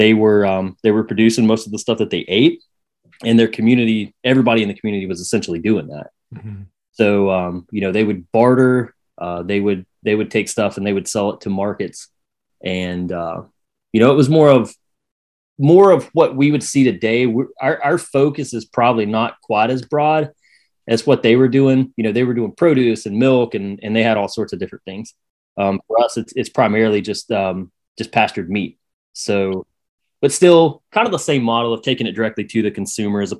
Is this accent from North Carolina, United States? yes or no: yes; Saluda, North Carolina, United States; now in Bostic, United States; I was born and raised in Saluda, which is kind of the first town if you're coming out of South Carolina into North